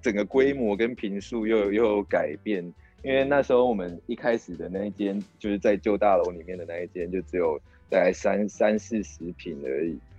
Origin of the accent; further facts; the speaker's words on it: Kaohsiung, Taiwan; also born or lived in Taipei; 那时候就只有我是高雄人，